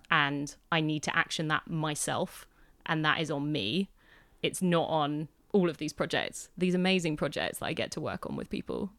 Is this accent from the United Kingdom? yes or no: yes; Hampshire, South East England, United Kingdom; I grew up in Hampshire